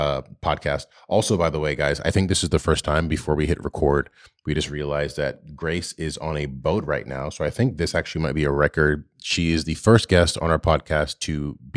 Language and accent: English; United States; Me as an American